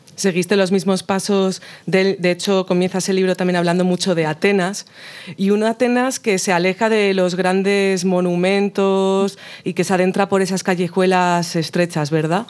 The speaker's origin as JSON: {"language": "Spanish", "area": "El Bierzo", "region": "Castile and León", "country": "Spain", "said": "vamos a ir a mi tierra y vamos a visitar el Bierzo, una de las zonas más bonitas de León"}